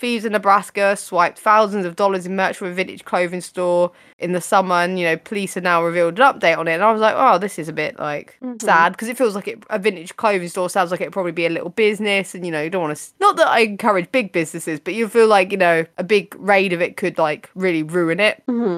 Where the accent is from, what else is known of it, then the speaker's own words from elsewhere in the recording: United Kingdom; me being British